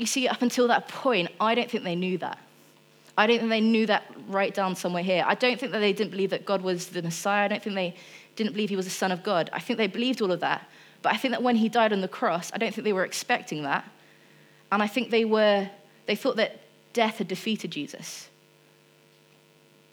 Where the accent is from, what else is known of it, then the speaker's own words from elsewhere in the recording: Rushden, East Midlands, United Kingdom; now in Fleet, United Kingdom; I'm still from Rushden because I went gosh and then in it within a sentence.